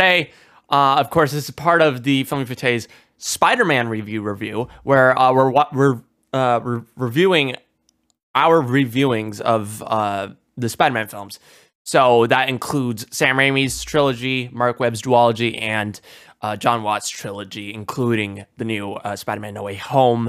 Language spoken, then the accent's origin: English; India; being Indian